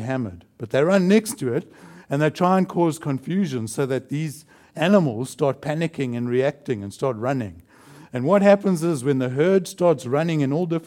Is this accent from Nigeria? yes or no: no; South Africa; moved away; I come from South Africa